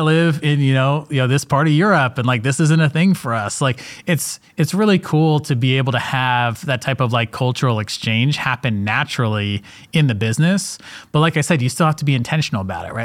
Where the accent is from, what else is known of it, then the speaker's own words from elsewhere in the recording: Atlanta, Georgia, United States; I'm from Atlanta, Georgia